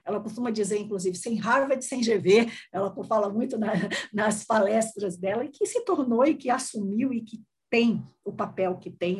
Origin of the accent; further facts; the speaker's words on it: Salvador, Bahia, Brazil; now in São Paulo, Brazil; sou baiana, sou de Salvador, na Bahia